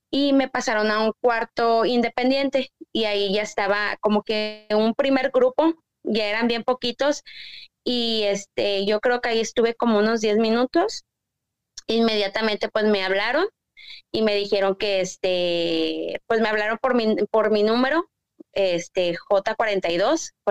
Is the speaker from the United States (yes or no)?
yes; Texas, United States; Pues este, yo soy de Igo Paz, Texas.